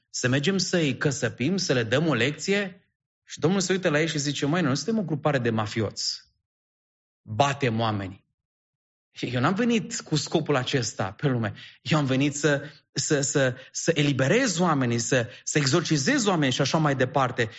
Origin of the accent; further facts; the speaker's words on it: Sebiș, Arad County, Romania; now in Bucharest, Romania; provin din Sebiș, județul Arad